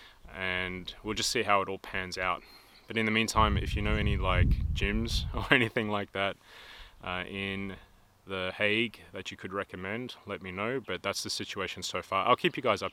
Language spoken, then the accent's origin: English; Australia; moved away as an adult; now in Sweden; I'm Australian